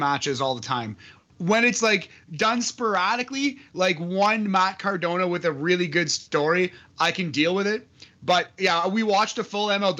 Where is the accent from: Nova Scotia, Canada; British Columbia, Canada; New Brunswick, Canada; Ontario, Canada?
Ontario, Canada; Sudbury; I am from Sudbury, Ontario. I used to live 5 minutes away from the police station